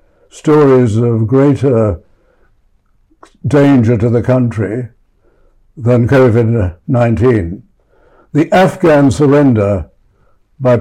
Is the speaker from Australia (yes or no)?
yes; Australia